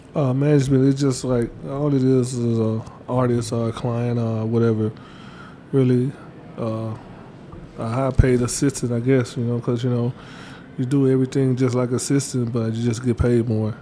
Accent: Batesville, Mississippi, United States; I'm from Batesville, Mississippi

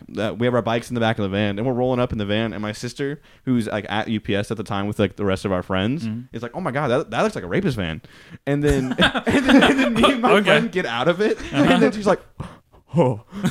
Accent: Tacoma, Washington, United States; Tacoma, man.

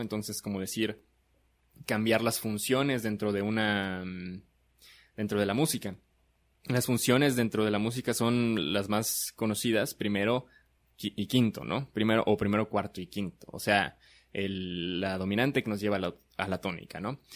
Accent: Chiapas, Mexico; Somos este de Chiapas, radicamos en Comitán

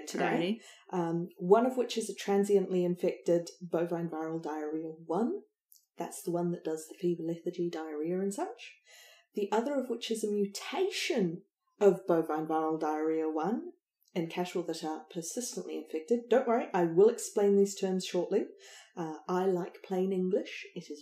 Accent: New Zealand; We're from New Zealand.

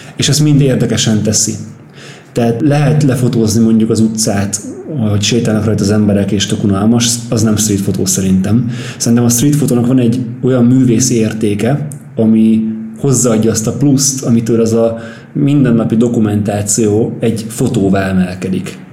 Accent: Pápa, Veszprém County, Hungary; now in Budapest, Hungary

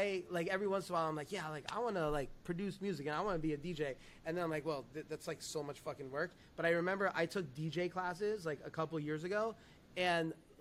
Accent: New York, United States; moved away as an adult; now in Puerto Rico; growing up in New York, very heavily influenced obviously by East Coast

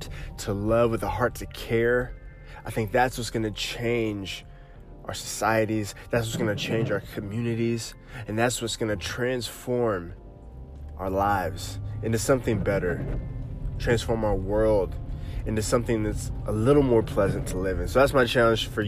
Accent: Oklahoma, United States; moved away; moved back to my home state of Oklahoma

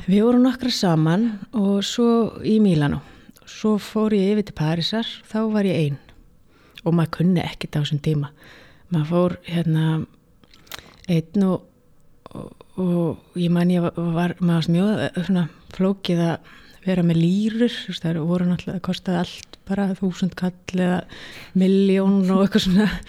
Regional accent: Reykjavík, Capital Region, Iceland; ég er alveg upp í Reykjavík

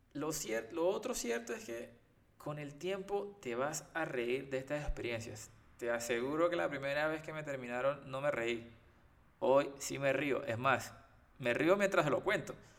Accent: Costeño, Caribbean coast, Colombia; yo por lo menos que soy costeño

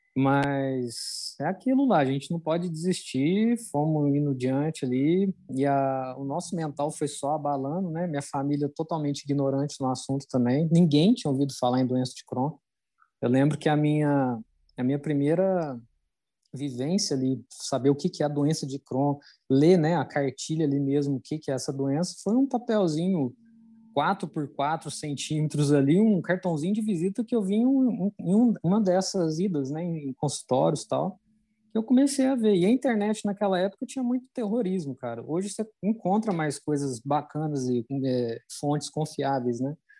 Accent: Minas Gerais, Brazil; moved away; Eu vim de Minas

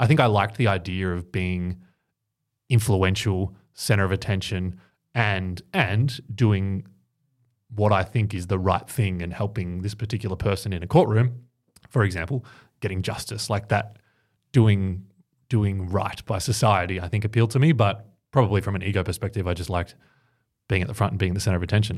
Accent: Ocean Grove, Victoria, Australia; growing up in Ocean Grove, which is a little sort of coastal town down on the Bellarine Peninsula

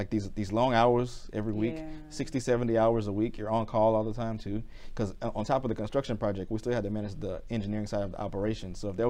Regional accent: Port Arthur, Texas, United States; moved away; also born or lived in Lake Charles, Louisiana; I spent most of my years, what I consider growing up in Port Arthur.

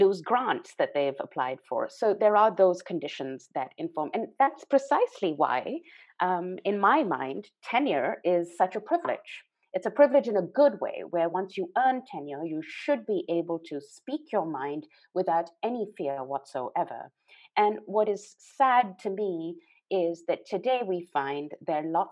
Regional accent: Pakistan; moved away; I was born in Pakistan, grew up in Pakistan

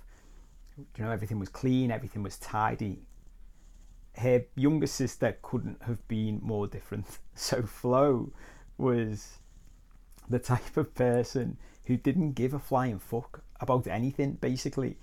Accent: Liverpool, North West England, United Kingdom; where I was brought up in Liverpool

